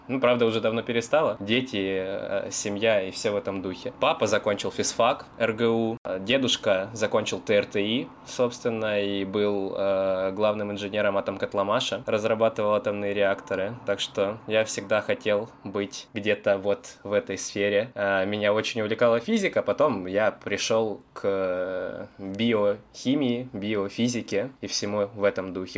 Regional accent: Rostov-on-Don, Rostov Oblast, Russia; я коренной ростовчанин

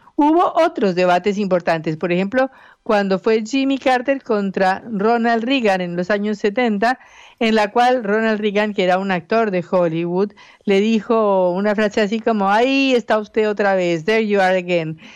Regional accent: Colombia; moved away as an adult; now in Argentina; yo soy colombiana

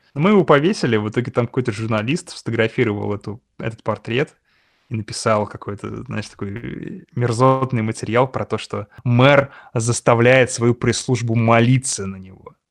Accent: Russia; я из России

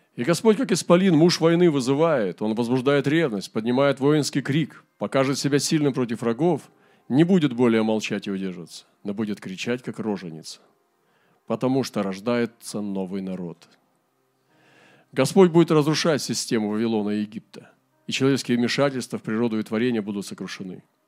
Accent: Primorsky Krai, Russia; у нас в Приморском крае. В нашем крае

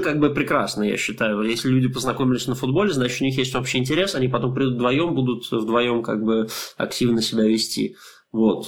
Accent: Russia; мы из России

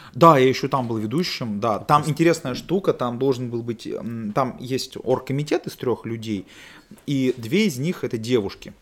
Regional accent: Naryan-Mar, Nenets Autonomous Okrug, Russia; accent: northern; now in Saint Petersburg, Russia; я из Ненецкого автономного округа, угу. город Наринмар

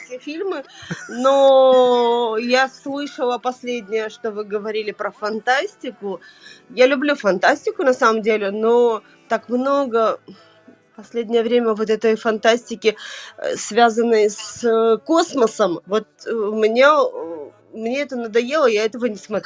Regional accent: Vladikavkaz, North Ossetia–Alania, Russia; moved away as an adult; now in Moscow, Russia; Я родилась во Владикавказе

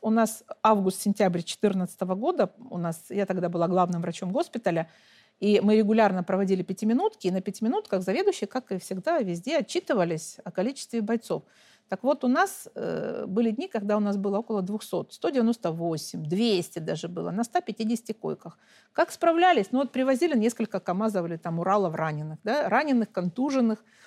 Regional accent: Donetsk, Donetsk Oblast, Ukraine; я сама украинка – выросла, родилась там, выросла там, образование получила, и семью, и все, и всю жизнь там прожила

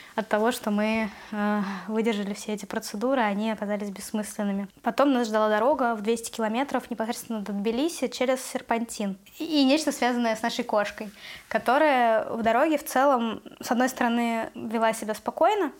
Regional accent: Russia; moved away as an adult; now in Tbilisi, Georgia; я россиянка, из-за того, что я русская

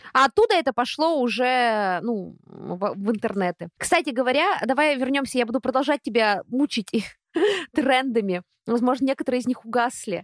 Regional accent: Russia; откуда я за границей, я говорю, из России

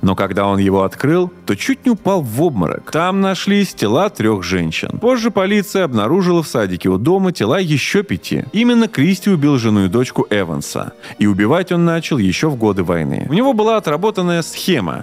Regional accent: Krasnogorsk, Moscow Oblast, Russia; Красногорск — это мой родной город

